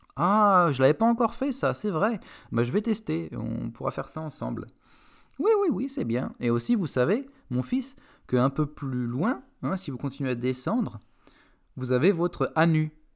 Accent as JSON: {"language": "French", "country": "France", "said": "en tant que Français"}